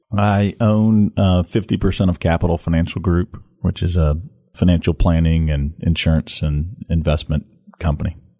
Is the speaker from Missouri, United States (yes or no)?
yes; St. Louis, Missouri, United States; now in Memphis, United States; born and raised in Saint Louis, Missouri.